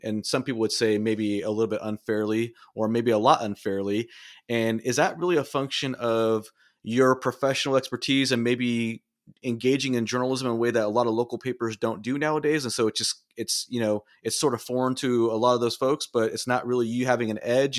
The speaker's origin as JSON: {"language": "English", "region": "Southern California", "country": "United States", "tie": "born or raised there", "said": "I grew up in Southern California. I'm a California native"}